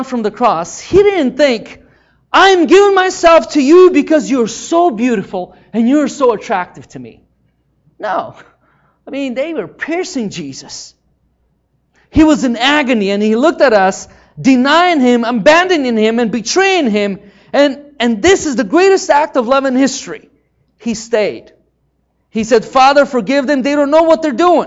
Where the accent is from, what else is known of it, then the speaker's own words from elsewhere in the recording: Ukraine; moved away; where I grew up in Ukraine